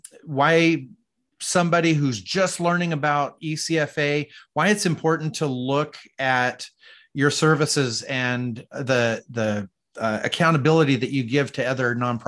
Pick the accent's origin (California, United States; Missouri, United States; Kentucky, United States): California, United States; Modesto; I grew up in Modesto, California